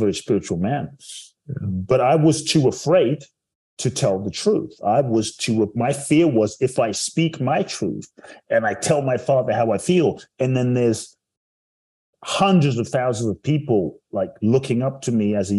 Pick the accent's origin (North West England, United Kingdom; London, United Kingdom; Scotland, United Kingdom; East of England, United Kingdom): London, United Kingdom; also born or lived in Ghana; now in United States; I grew up in London and live in the US now